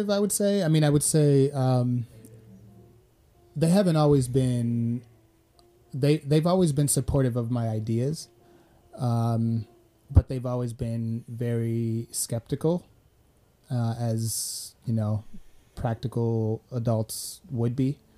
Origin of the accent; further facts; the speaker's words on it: Sweden; I came from Sweden, her, his, which his is socialist.